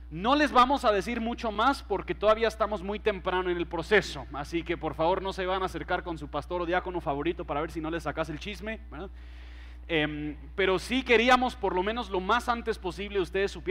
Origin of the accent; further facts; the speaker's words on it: Mexico; Spanish is a second language; now in Guatemala; Yo crecí en México, entonces el español que se habla en México es un poquito diferente al español que se habla aquí en Guatemala.